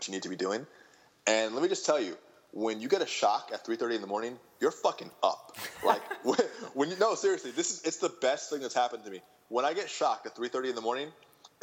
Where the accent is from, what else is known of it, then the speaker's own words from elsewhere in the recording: Michigan, United States; I grew up in Michigan